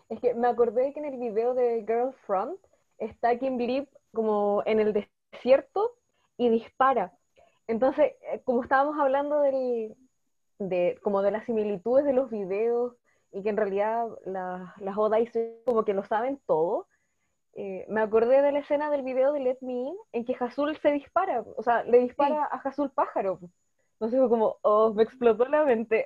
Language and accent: Spanish; Temuco, Araucanía, Chile; soy de Temuco